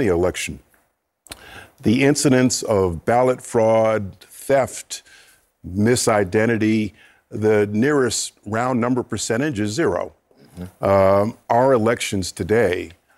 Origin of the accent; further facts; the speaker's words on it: Wappingers Falls, New York, United States; I'm from Wappingers Falls, New York, and a graduate of Roy C. Ketchum High School